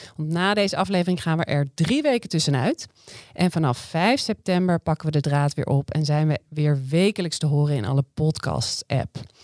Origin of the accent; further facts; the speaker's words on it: Amsterdam, North Holland, Netherlands; als Amsterdamse vrouw